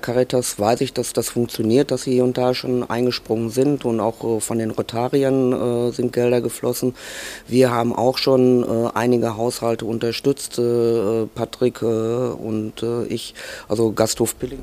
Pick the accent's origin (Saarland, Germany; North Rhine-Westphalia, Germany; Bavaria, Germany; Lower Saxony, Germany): North Rhine-Westphalia, Germany; Altena; von klein auf bin ich also auch hier im Kino groß geworden